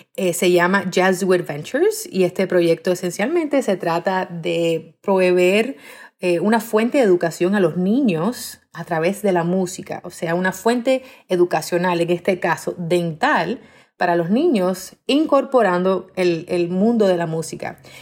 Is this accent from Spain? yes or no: no; Miami, Florida, United States; also born or lived in Cuba / Minnesota; yo nací en Cuba eh, y a los siete años de edad mi familia y yo emigramos a los Estados Unidos en un barco, en un bote. Somos inmigrantes, muy orgullosamente inmigrantes. Eh, after that, I grew up in Miami